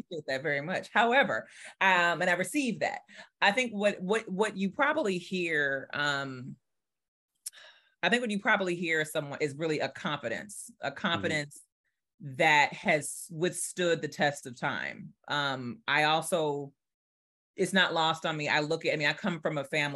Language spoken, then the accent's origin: English; New Orleans, Louisiana, United States; I'm from New Orleans. So I went through Katrina.